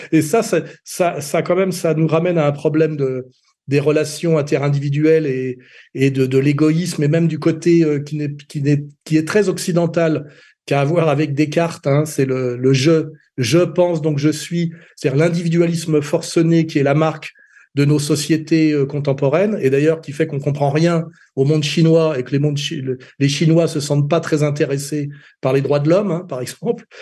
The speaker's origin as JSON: {"language": "French", "town": "Meudon", "region": "Île-de-France", "country": "France", "tie": "born or raised there", "said": "quand j'étais gamin à Meudon-la-Forêt, qui était quand même une cité dortoir des usines Renault"}